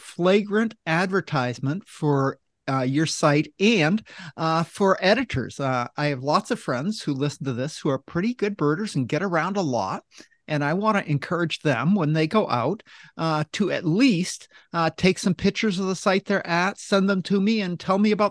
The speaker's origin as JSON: {"language": "English", "region": "Maine", "country": "United States", "tie": "born or raised there", "said": "I grew up in Maine"}